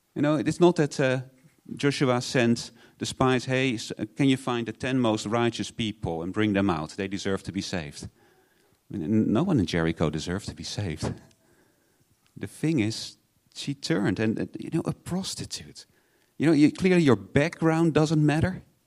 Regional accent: Netherlands; moved away; I'm from Holland.

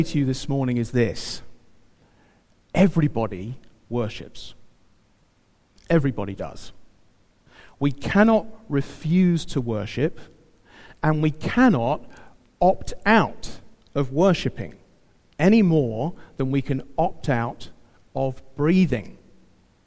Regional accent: United Kingdom; I'm British

